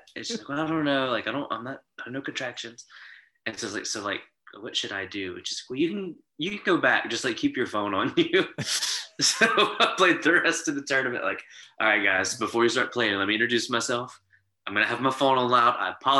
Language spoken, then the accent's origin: English; Baton Rouge, Louisiana, United States; LSU Tigers, I'm from Baton Rouge, so got to cheer for LSU, the Saints, all that stuff.